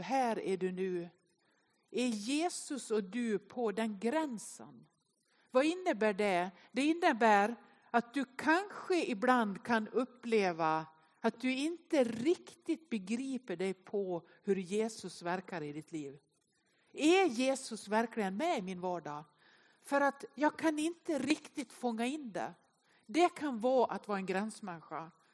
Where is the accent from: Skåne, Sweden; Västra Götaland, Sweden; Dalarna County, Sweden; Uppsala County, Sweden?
Dalarna County, Sweden; Nås; now in Gothenburg, Sweden; Jag är uppväxt i Nås i Västerdalarna.